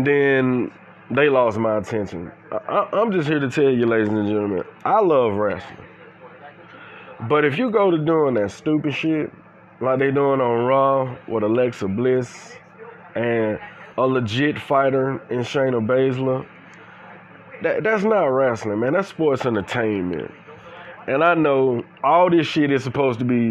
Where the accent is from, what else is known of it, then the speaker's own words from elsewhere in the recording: Atlanta, Georgia, United States; I'm from Atlanta, Georgia. I'm from the Bluff.